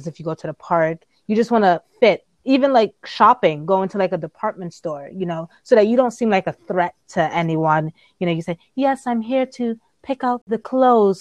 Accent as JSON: {"language": "English", "town": "New York City", "region": "New York", "country": "United States", "also_born_or_lived": "Appleton, Wisconsin"}